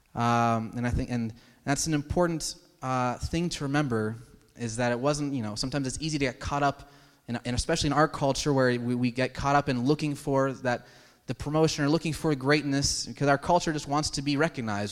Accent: United States; as American citizens

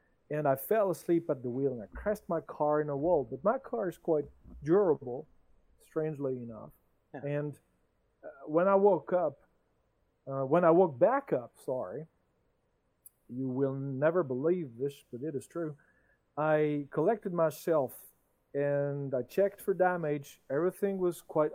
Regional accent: France; English is a second language; I'm the French guy here, and English is in my mother language

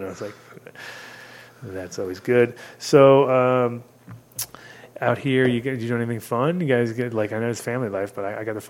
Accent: New York, United States; now in Denver, United States; as a New Yorker

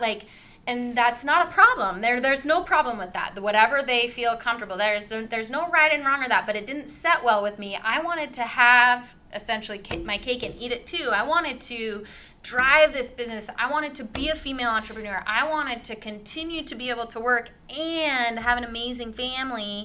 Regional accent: Davenport, Washington, United States; moved away as an adult; also born or lived in California; I grew up in Davenport, small town

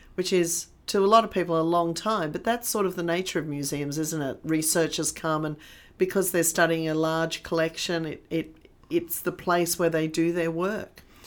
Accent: Sydney, New South Wales, Australia; growing up in Sydney

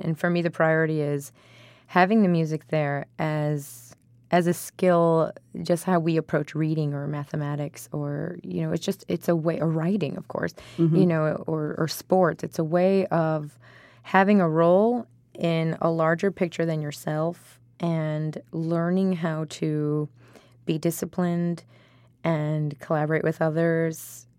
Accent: Elk Grove Village, Illinois, United States; I wouldn't be on this path had it not been for music education in the schools I grew up in Elk Grove Village, Illinois.

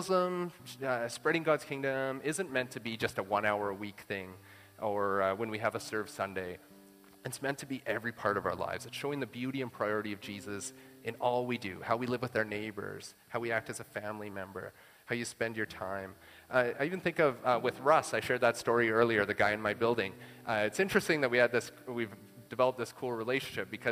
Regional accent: Saskatchewan, Canada; I'm from Saskatchewan

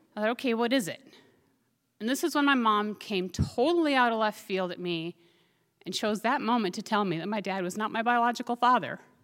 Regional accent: Minnesota, United States; moved away as an adult; also born or lived in Fairbanks, Alaska; Growing up in Minnesota, we'd go out egg and hunting on walks.

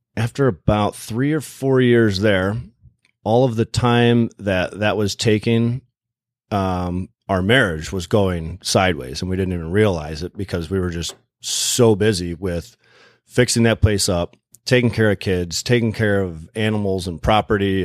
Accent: Plymouth, Michigan, United States; also born or lived in Canton, Michigan / Kalamazoo, Michigan; I grew up in Plymouth, and we were living in Canton at the time

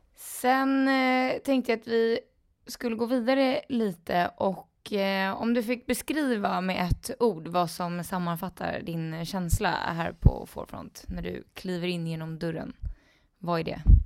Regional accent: Stockholm, Stockholm County, Sweden; jag är också från Stockholm, men jag är från Skälby

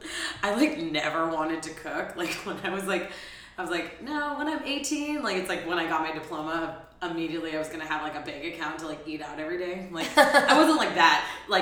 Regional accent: Oakland, California, United States; also born or lived in Alameda, California / New Orleans, Louisiana; now in San Francisco, United States; So I was born in Oakland. I went to high school in Alameda. Nice. So I have ties in both. My family's been in San Francisco for generations. Mm-hmm. Like I actually live in the neighborhood where my mom grew up.

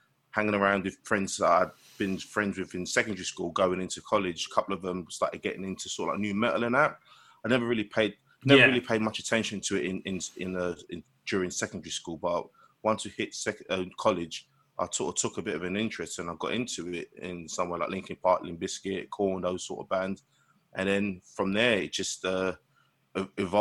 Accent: London, United Kingdom; I'm from Newham, which is a borough in London.

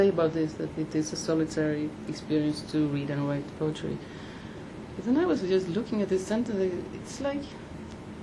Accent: Denmark; moved away; I grew up in Denmark

